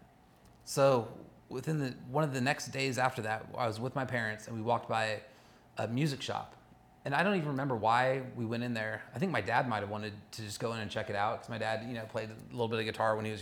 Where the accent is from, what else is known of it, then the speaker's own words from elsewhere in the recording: Los Angeles County, California, United States; also born or lived in Olympia, Washington; I didn't grow up in Orange County. I grew up in Los Angeles County for the most part